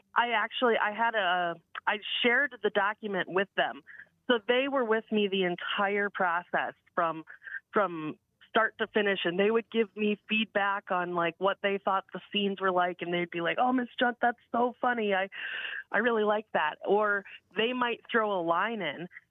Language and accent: English; Eureka, South Dakota, United States; I grew up in Eureka